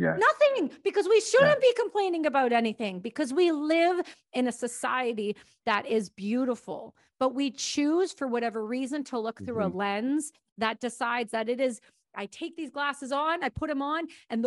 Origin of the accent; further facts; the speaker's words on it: Canada; I'm Canadian